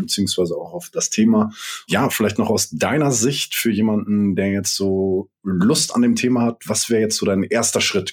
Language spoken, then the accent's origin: German; Hamburg, Germany; ich bin ja Hamburger und bei uns regnet regnet das oft